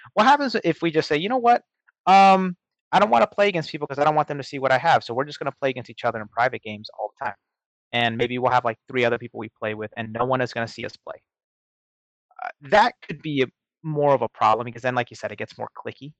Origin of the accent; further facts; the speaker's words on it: Seattle, Washington, United States; moved away; my hometown in Seattle